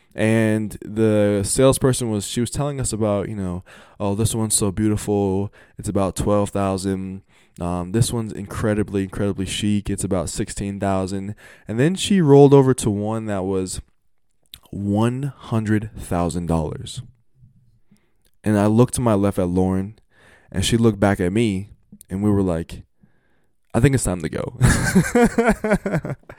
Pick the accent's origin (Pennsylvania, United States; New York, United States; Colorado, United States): Colorado, United States; Colorado, Colorado, my home state